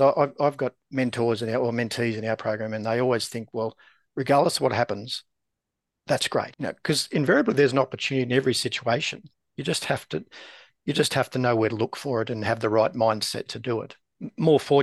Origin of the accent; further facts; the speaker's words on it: Australia; I'm from Australia